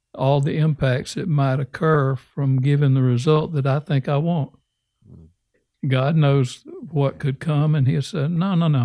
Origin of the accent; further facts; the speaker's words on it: Alabama, United States; moved away as an adult; also born or lived in North Carolina; I grew up in Alabama. And you really don't push us Alabama rednecks